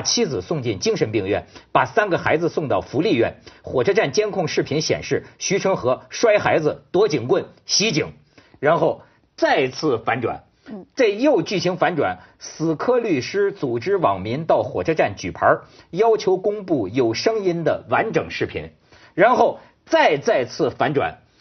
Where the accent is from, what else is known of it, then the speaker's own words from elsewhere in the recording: Shandong, China; 我们山东人实在